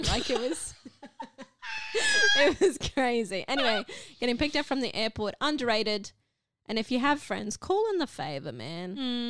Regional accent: Cairns, Queensland, Australia; now in Brisbane, Australia; well, Brisbane, but originally from Cairns.

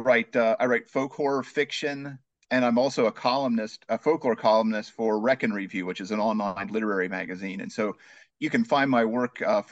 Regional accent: Ross County, Ohio, United States; now in Cleveland area, United States; I was born in Ross County, Ohio, so that's my Appalachian cred. I grew up in a little hollow called Spud Run.

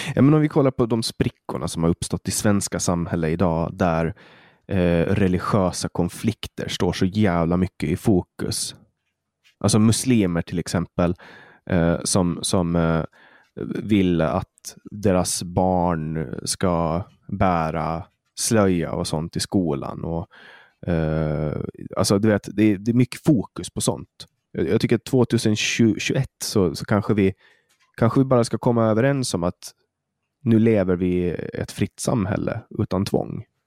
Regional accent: Åland Islands; also born or lived in Stockholm; jag kommer från Åland

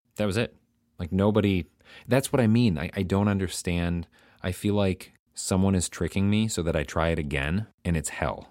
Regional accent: United States; the American in Amsterdam

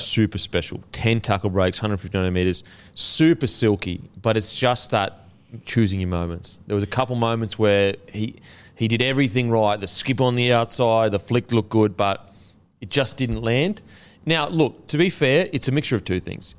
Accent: Queensland, Australia; as a Queenslander.

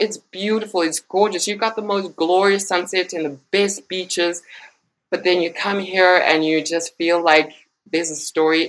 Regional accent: Zimbabwe; moved away as an adult; also born or lived in Soweto, Johannesburg, South Africa; now in Johannesburg, South Africa; I was born in Johannesburg. I was born in Soweto. But I grew up in Zimbabwe, the neighboring country. Mm-hmm. And I spent about 16 years in Zimbabwe.

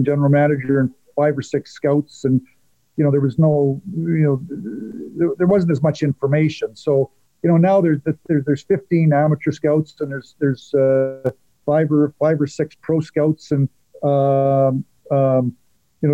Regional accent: Medicine Hat, Alberta, Canada; moved away as an adult; we're both from Medicine Hat

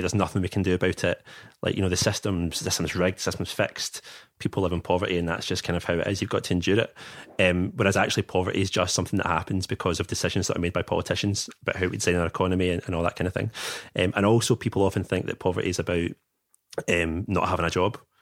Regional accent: Bearsden, Scotland, United Kingdom; also born or lived in China; I grew up in Bear's Den, so I'm from a, a solidly middle class background

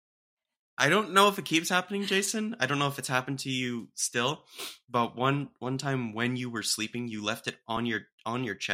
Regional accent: Austin, Texas, United States; I'm from Austin

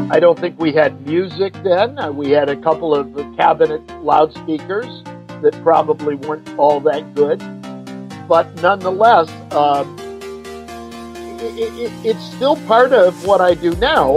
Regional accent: Vermont, United States; we're from Vermont

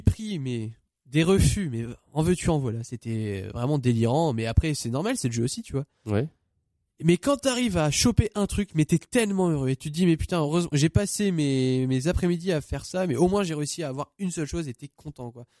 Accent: Saint-Amand-les-Eaux, Hauts-de-France, France; je viens de Saint-Amand-les-Eaux exactement

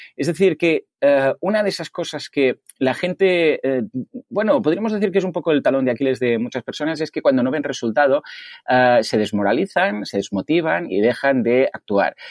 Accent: Mataró, Catalonia, Spain; soy de Mataró y aquí en Mataró nos llaman los capgrasos

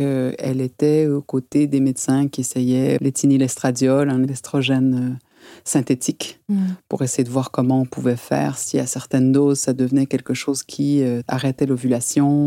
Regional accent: Quebec, Canada; also born or lived in Val-de-Marne, France / Paris, France; now in France; j'ai grandi au Canada, qui est un pays où la culture féministe, et particulièrement au Québec

